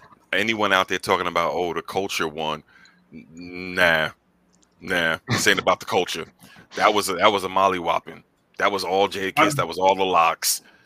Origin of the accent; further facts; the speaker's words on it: Yonkers, New York, United States; As someone who is born and raised in Yonkers